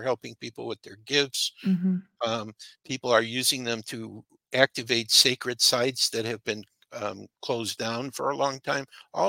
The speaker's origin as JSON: {"language": "English", "town": "Chicago", "region": "Illinois", "country": "United States", "tie": "born there", "said": "So sometimes I'll say I'm Illinois … because I was born"}